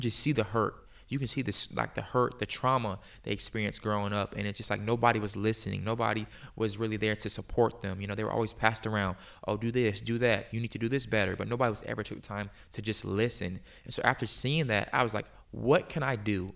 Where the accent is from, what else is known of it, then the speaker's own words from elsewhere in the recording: Virginia Beach, Virginia, United States; moved away as an adult; also born or lived in Pennsylvania; now in Tulsa, United States; I grew up in, like, the Hampton Roads area